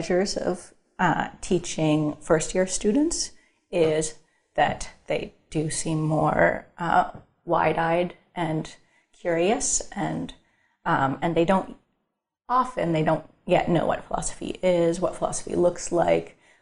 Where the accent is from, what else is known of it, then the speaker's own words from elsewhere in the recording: Northern California, United States; I'm from Northern California